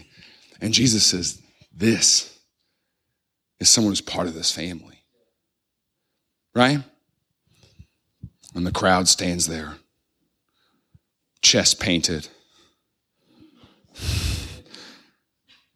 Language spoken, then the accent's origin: English; Midwest, United States; I grew up in the Midwest